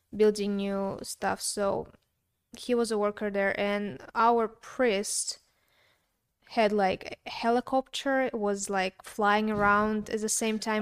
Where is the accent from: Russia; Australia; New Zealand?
Russia; moved away; I grew up in Russia